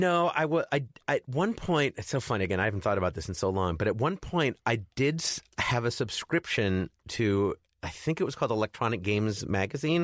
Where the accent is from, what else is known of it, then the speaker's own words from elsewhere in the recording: Chicago, Illinois, United States; I grew up in Chicago